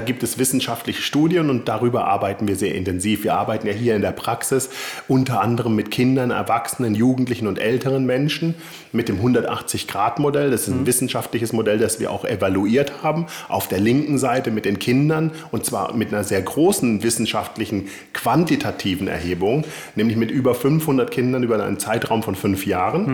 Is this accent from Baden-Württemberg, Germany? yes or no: yes; Konstanz, Baden-Württemberg, Germany; ich komme aus äh, Süddeutschland